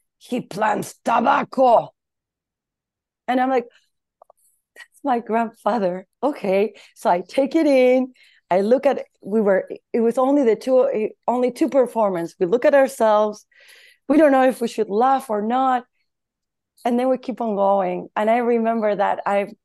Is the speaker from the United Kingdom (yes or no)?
no; Argentina; moved away as an adult; When I was living in Argentina in my hometown, that is a very small city, I was doing theater since I was very young